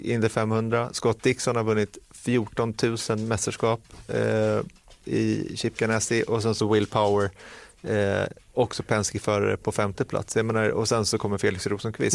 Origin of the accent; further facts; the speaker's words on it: Sweden; som svensk